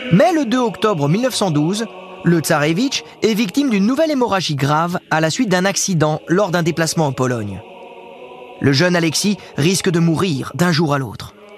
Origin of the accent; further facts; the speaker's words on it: France; Chez nous en France